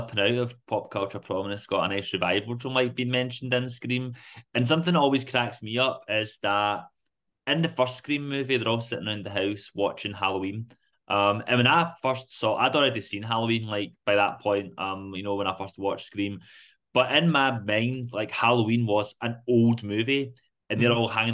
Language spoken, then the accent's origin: English; Rutherglen, Scotland, United Kingdom; I was born in Rutherglen Maternity, grew up in Rutherglen Main Street.